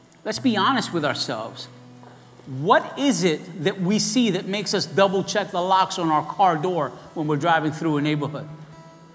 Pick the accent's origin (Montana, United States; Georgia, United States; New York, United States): New York, United States; New York City; I was raised in East New York in the projects